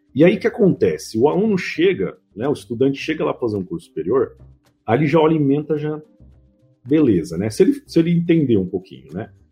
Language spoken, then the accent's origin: Portuguese; Mauá, São Paulo, Brazil; Eu sou do ABC de São Paulo, né, de Mauá